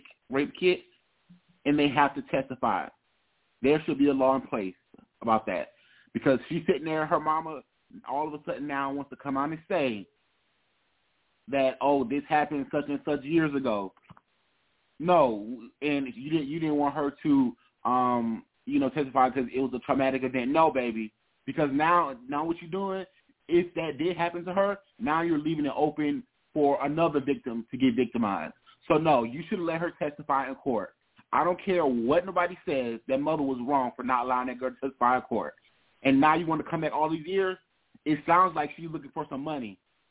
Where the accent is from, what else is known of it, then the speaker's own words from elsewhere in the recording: South Carolina, United States; I'm from South Carolina, so I grew up with Charlamagne on our radio